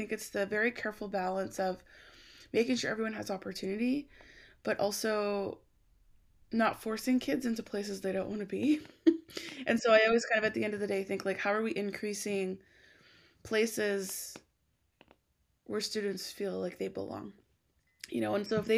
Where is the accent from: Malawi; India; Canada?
Canada; Alberta; So I grew up in Alberta, Canada